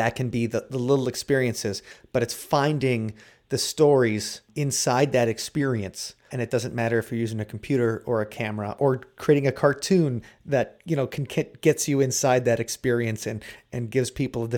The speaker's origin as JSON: {"language": "English", "region": "Wisconsin", "country": "United States", "tie": "born or raised there", "said": "growing up in Wisconsin"}